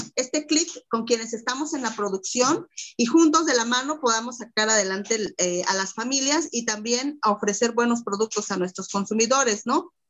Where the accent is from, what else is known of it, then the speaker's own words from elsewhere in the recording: Mexico; como mexicanos, como mexicanas